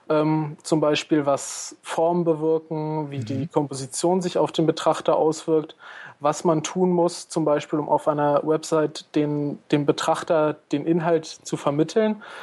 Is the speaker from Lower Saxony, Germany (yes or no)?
yes; Einbeck, Lower Saxony, Germany; now in Ilmenau, Germany; ursprünglich komme ich aus Einbeck in der Nähe von Göttingen.